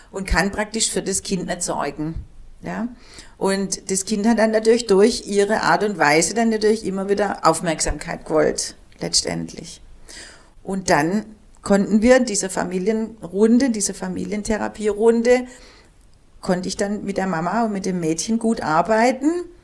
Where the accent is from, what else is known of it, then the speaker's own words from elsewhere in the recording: Germany; born there; die sind hierher gezogen und ich bin in Deutschland geboren. Aber ich bin Türke.